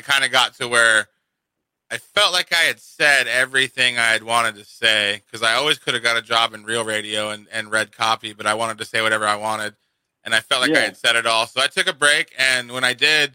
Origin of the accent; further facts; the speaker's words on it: Kansas, United States; moved away as an adult; also born or lived in East Coast; now in Phoenix, United States; Like, I'm a Kansas boy. I'm from Kansas.